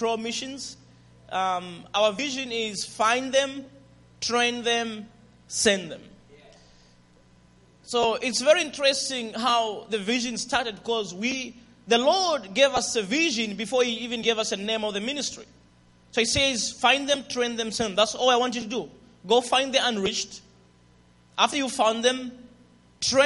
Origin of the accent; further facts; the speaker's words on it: Zambia; accent: Zambian; English is a second language; my accent, Zambian accent